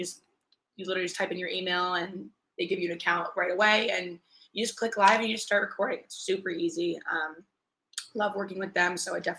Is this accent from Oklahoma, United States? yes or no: no; Rhode Island, United States; moved away; also born or lived in Myrtle Beach, South Carolina; we went back to my hometown, Rhode Island, to go to a wedding.